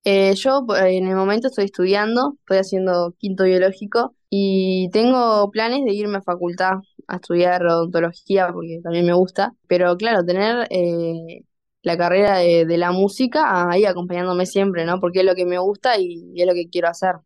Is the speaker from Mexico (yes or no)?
no; Florida, Uruguay; yo soy de Florida